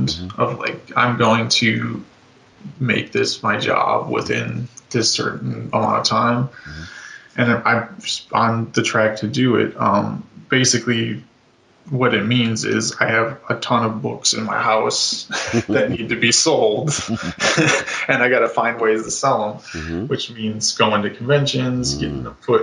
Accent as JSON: {"language": "English", "region": "Ohio", "country": "United States", "tie": "born or raised there", "also_born_or_lived": "Chicago area, Illinois", "moved": "yes", "said": "my hometown in Ohio"}